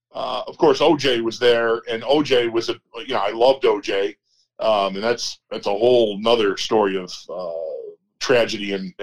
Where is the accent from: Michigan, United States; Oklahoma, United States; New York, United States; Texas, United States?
New York, United States; West Seneca; also born or lived in Parkside, Buffalo; I grew up in West Seneca.